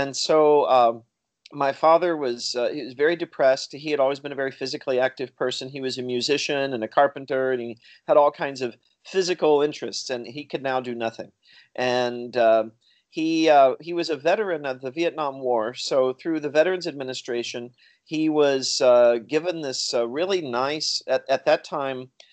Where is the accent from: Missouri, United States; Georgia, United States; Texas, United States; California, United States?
Missouri, United States; also born or lived in Chicago / India; now in Pennsylvania, United States; I grew up in a small town in Missouri